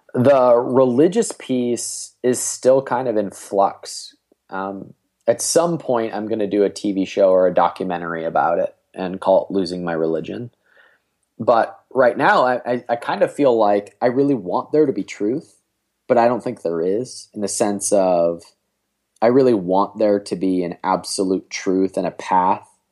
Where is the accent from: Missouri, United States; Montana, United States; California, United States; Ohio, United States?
Ohio, United States; Cleveland; I'm from Cleveland, Ohio